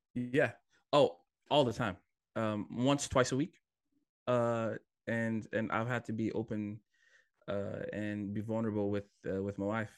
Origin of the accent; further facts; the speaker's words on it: Hawaii, United States; moved away as an adult; also born or lived in Fiji / California; now in Swansea, United Kingdom; I am originally from Fiji, uh, then grew up in Hawaii, uh, went to school in college in California